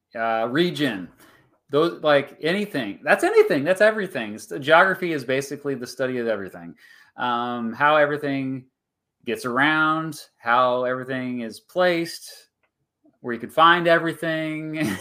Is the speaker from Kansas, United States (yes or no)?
yes; Kansas, United States; my home state, but we have a pretty smart population